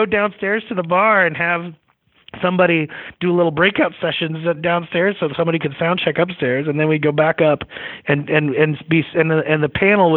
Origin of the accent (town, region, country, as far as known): Long Island, New York, United States; born or raised there; moved away as an adult; also born or lived in Montana; now in Idaho, United States